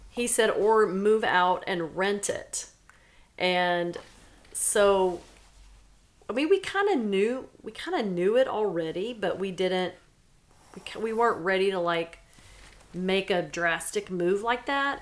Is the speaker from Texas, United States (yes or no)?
yes; Silsbee, Texas, United States; moved away; I grew up in Silsbee, Texas.